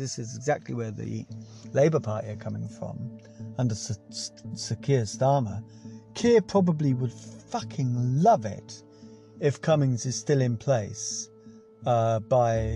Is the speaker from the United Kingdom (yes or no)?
yes; England, United Kingdom; we are English.